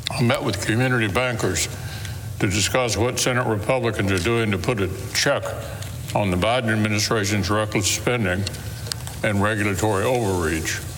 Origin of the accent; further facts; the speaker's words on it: Louisville, Kentucky, United States; my hometown of Louisville